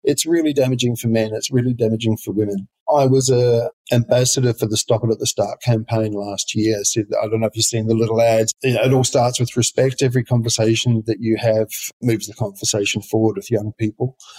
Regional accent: far south of New Zealand, New Zealand; I'm a New Zealander. I grew up on a sheep farm in the far south of New Zealand.

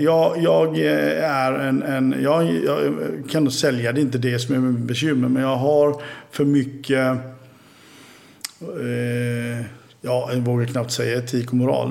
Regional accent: Oskarshamn, Kalmar County, Sweden; also born or lived in Gotland; vi hade ju ett umgänge hemma i Oskarshamn

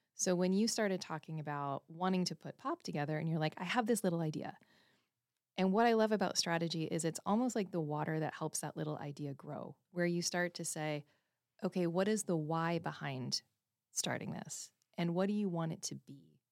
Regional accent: Canada; I was born and raised in Canada

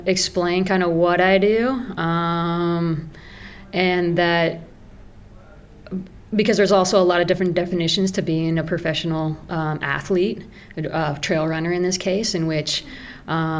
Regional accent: Denver, Colorado, United States; now in Ridgway, United States; I grew up in Denver, the big city.

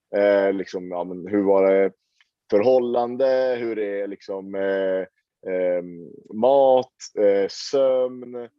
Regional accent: Sweden; now in Oslo, Norway; har jag mina rötter i Sverige. Jag är ju svensk

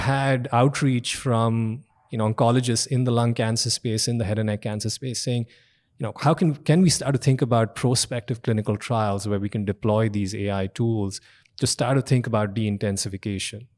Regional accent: India; moved away as an adult; also born or lived in Austin, Texas; now in United States; I'm an immigrant. I grew up in India.

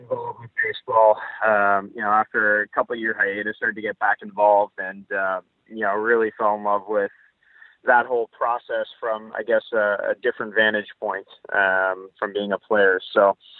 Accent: Ottawa, Ontario, Canada; moved away as an adult; also born or lived in Ithaca; I grew up in in Ottawa

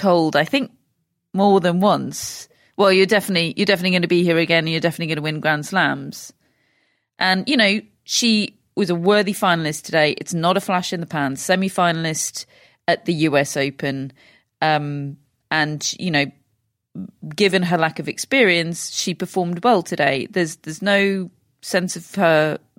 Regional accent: United Kingdom; I'm British.

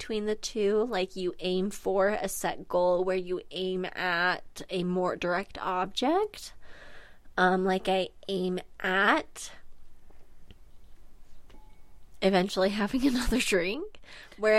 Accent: Wasatch, Utah, United States; accent: hick Wasatch; I was born and raised in Wasatch

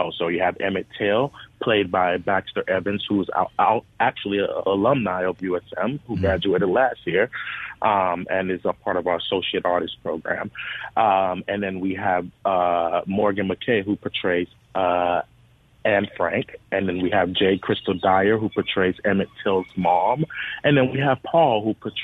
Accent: U.S. Virgin Islands; moved away as an adult; now in Mississippi, United States; I'm from St. Thomas, the Virgin Islands, and I came here to Mississippi back in 2017-18

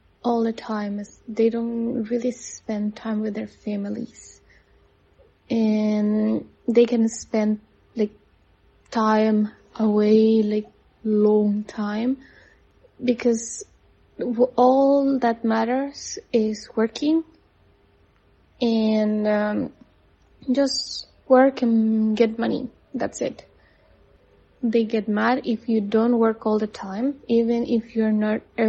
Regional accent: Costa Rica; moved away as an adult; now in China; I'm from Costa Rica. I live in China for the last 3 years

